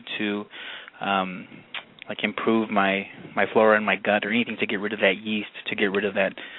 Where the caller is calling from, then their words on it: Fresno, California, United States; Hi, I'm calling from Fresno, California.